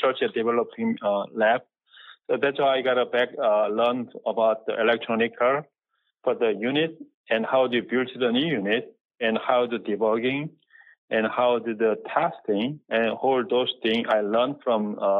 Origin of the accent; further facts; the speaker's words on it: Seoul, South Korea; now in United States; born in Seoul, Korea, and then I came into the United States in 1980, and I went to study electrical engineering